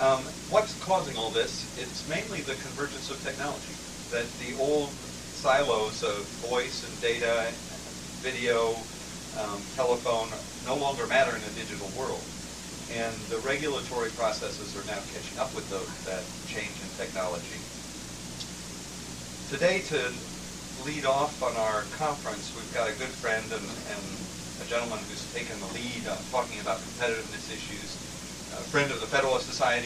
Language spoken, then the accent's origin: English; Indiana, United States; my home state of Indiana